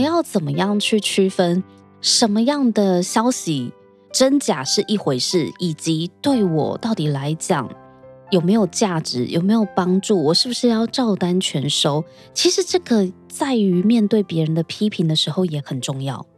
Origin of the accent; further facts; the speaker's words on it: Taiwan; 我自己也是身为台湾人